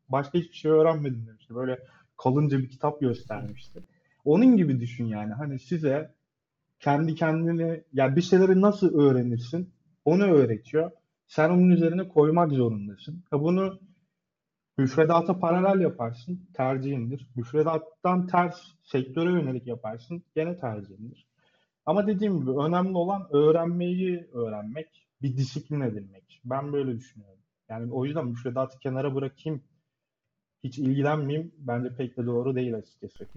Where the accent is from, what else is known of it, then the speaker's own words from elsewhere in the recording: Adana, Turkey; moved away as an adult; now in Istanbul, Turkey; Adana doğumluyum.